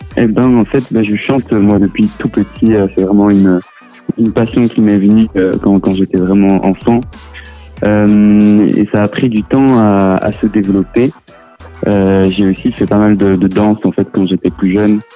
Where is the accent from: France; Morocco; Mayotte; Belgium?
Belgium; first language French; on est en Belgique, que, ma langue maternelle c'est le français